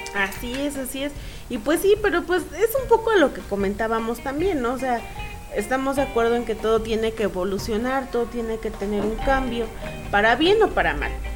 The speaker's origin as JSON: {"language": "Spanish", "country": "Mexico", "said": "como buenos mexicanos"}